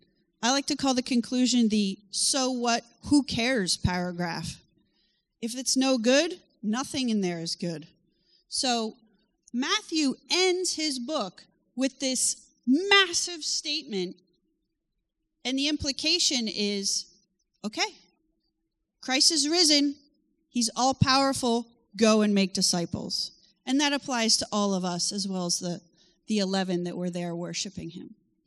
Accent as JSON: {"language": "English", "country": "France", "tie": "born or raised there", "said": "I grew up in France. And my parents still live there"}